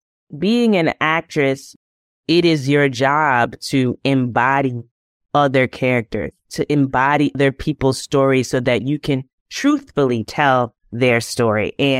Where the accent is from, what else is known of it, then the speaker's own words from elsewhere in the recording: New York City, New York, United States; So growing up, one, being in New York City, so you're hearing all kinds of accents all the time.